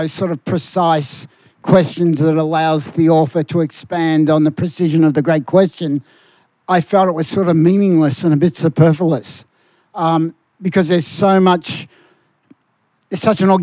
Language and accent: English; Melbourne, Victoria, Australia; I come from Fitzroy